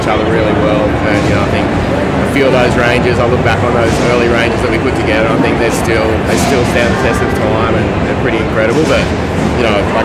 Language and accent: English; Mullumbimby, New South Wales, Australia; I grew up in Mullum